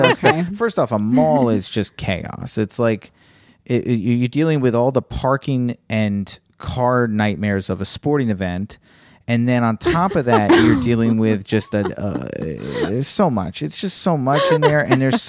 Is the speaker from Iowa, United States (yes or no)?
no; Virginia, United States; moved away; you're talking to a kid who went to Virginia Public School.